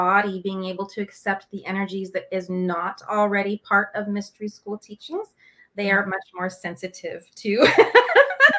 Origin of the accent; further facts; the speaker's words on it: Los Angeles, California, United States; I'm from Los Angeles, and so I naturally have a canter, talk really fast